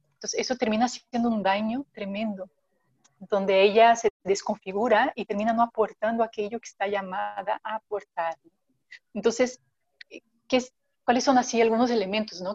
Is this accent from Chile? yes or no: no; Brazil; now in Mexico; soy, brasileña